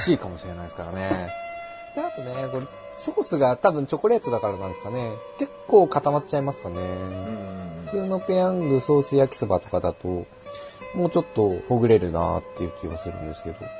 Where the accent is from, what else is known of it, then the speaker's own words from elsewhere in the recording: Yokohama, Kanagawa, Japan; 我らが横浜